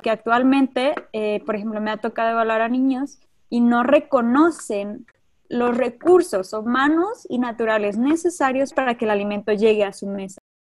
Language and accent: Spanish; Mexico; nuestra identidad cultural como mexicanos y como mexicanas